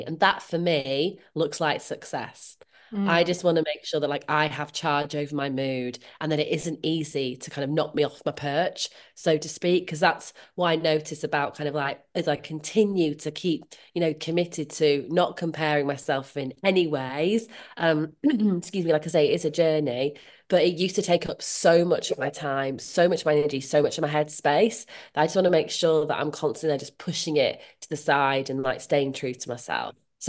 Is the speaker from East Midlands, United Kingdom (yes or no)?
no; Leeds, Yorkshire and the Humber, United Kingdom; Well, I'm from Leeds and my generation Irish, hence the … name. I grew up in different places, but kind of settled in Leeds in like my teens, and that is kind of where I see as home.